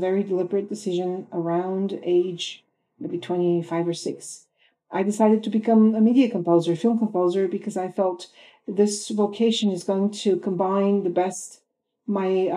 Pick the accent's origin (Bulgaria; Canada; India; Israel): Bulgaria; moved away as an adult; now in United States; I was born in Bulgaria, Eastern Europe. I graduated with a music degree there